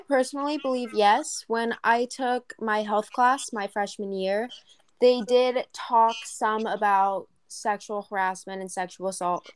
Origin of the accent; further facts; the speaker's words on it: San Diego, California, United States; In my hometown of San Diego